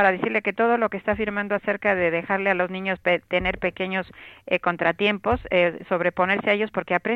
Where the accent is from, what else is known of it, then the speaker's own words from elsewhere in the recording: Mexico; Yo soy de México y en México eh, se pone el Belén, pero no se pone nunca el niño Jesús hasta que dan las 12 de la noche